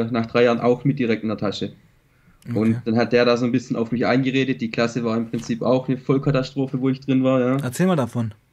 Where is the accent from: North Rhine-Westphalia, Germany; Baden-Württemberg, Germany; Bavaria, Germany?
Baden-Württemberg, Germany; near Stuttgart; ich komme aus Baden-Württemberg, nähe